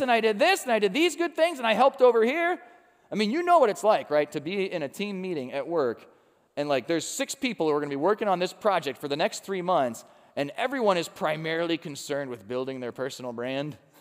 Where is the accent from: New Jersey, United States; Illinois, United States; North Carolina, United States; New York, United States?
Illinois, United States; Chicago; now in Cincinnati, United States; when I was growing up in Chicago